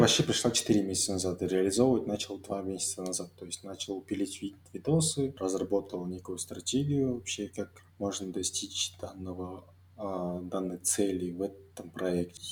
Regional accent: Almaty, Kazakhstan; я алматинец

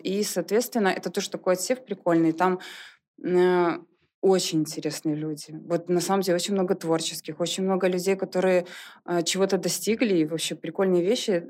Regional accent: Soligorsk, Minsk Region, Belarus; moved away as an adult; now in Minsk, Belarus; я не из Минска, я из Солигорска. Угу. И сюда приехала учиться.

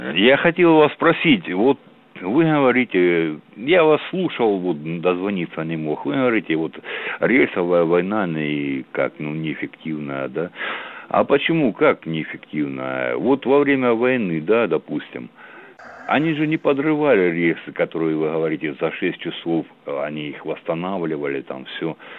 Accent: Armavir, Krasnodar Krai, Russia; я из Армавира, я с Кубани

